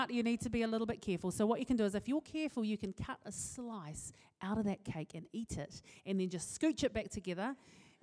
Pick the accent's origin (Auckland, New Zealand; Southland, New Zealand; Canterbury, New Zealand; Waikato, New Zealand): Auckland, New Zealand; I'm from West Auckland